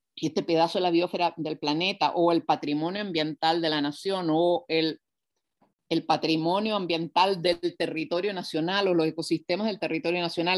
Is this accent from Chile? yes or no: yes; Chile